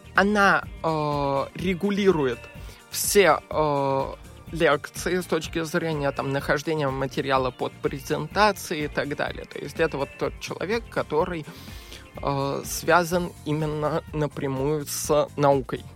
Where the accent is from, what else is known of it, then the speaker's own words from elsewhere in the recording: Moscow, Russia; я коренной москвич